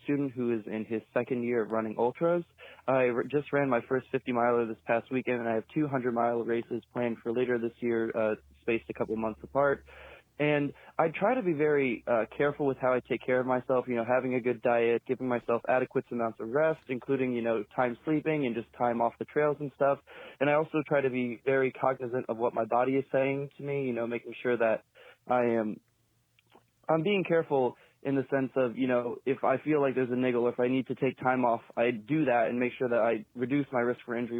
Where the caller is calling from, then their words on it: West Lafayette, Indiana, United States; I'm calling from West Lafayette, Indiana